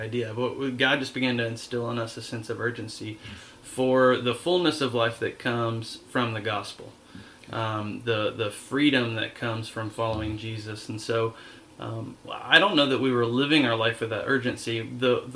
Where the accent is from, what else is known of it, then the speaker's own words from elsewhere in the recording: Dallas, Georgia, United States; we grew up in Dallas, Georgia, which was suburbia, really